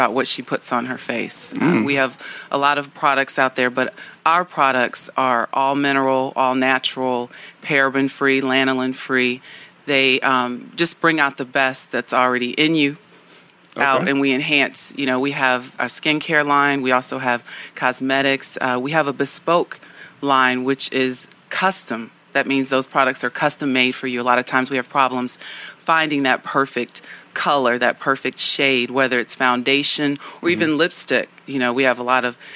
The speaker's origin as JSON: {"language": "English", "town": "St. Louis", "region": "Missouri", "country": "United States", "tie": "born or raised there", "also_born_or_lived": "North Carolina", "moved": "as an adult", "said": "I grew up in St. Louis"}